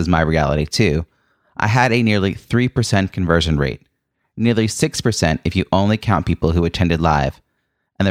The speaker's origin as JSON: {"language": "English", "area": "Long Island", "region": "New York", "country": "United States", "tie": "born or raised there", "said": "your home in Long Island, New York, which is also my hometown"}